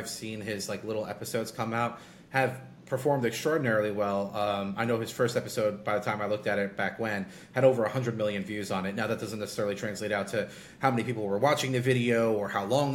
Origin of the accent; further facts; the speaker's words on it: New York, United States; I'm a New Yorker